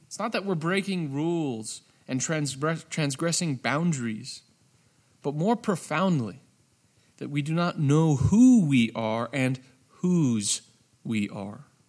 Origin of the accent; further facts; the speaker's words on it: United States; my identity as an American.